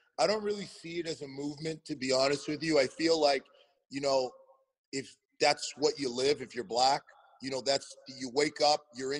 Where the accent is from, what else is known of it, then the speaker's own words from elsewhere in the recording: Canada; moved away as an adult; also born or lived in Nashville / New York area; now in United States; I'm Canadian. I'm not from the United States